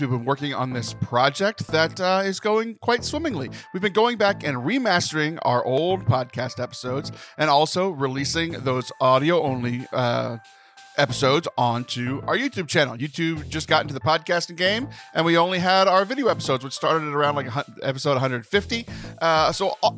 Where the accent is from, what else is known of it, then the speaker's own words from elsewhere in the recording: Texas, United States; I was born in Texas, but my blood's 100% Cajun because that's where my parents are from